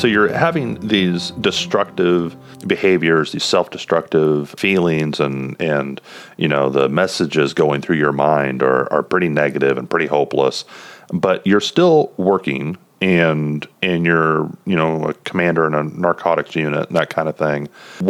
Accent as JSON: {"language": "English", "town": "Kansas City", "country": "United States", "tie": "born or raised there", "said": "my hometown of Kansas City."}